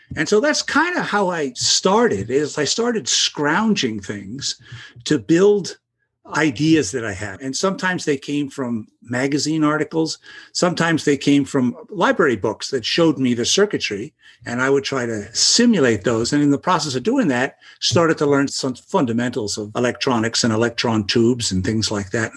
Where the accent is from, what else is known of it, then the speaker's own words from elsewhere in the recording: New York City, New York, United States; I grew up in the Brooklyn, the Bay Ridge section of Brooklyn